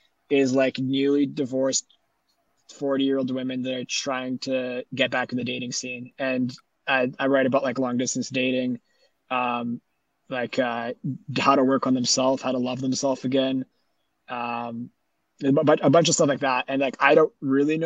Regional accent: Winnipeg, Manitoba, Canada; also born or lived in Vancouver; when I was growing up, like my high school was all about volleyball. The city in general is more like hockey

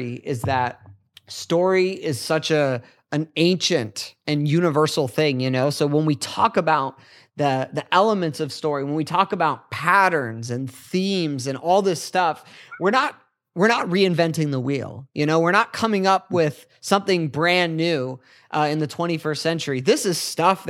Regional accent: United States; I've grown up here in America

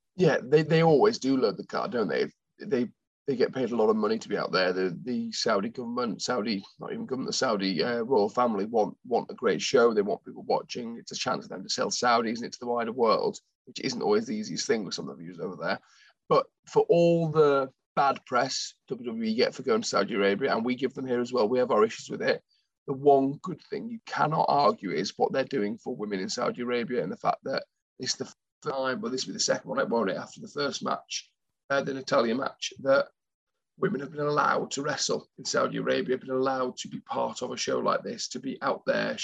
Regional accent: United Kingdom; we're British

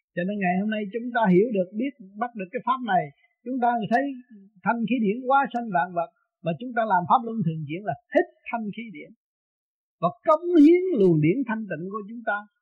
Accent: Vietnam; mình người Việt Nam mộc mạc

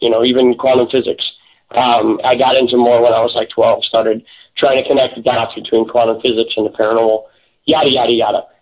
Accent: Chicago, Illinois, United States; for Chicagoans in a whole. We we have a certain way of talking

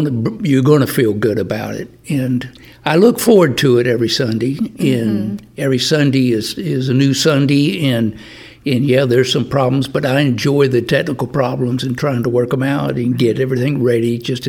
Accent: Florida, United States; also born or lived in Rockwall, Texas; now in Lake Cypress, United States; I grew up in Florida

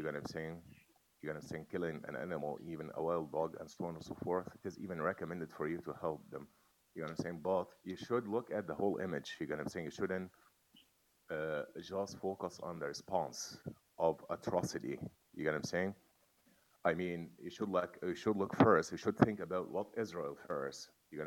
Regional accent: Egypt; English is a second language; moved away; I'm Egyptian. I'm originally from Egypt.

